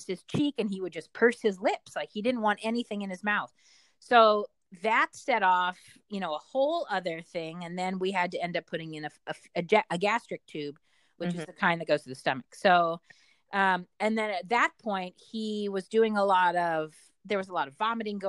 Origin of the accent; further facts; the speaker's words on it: Richmond, Virginia, United States; moved away; I'm from Richmond